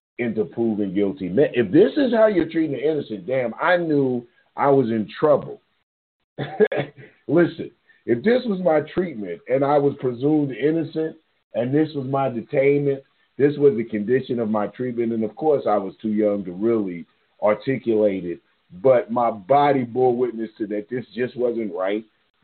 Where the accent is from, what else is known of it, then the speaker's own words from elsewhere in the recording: Louisville, Kentucky, United States; I'm from Louisville.